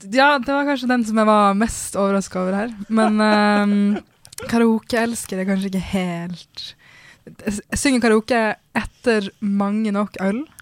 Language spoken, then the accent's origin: Norwegian; Norway; jeg kommer også fra Norge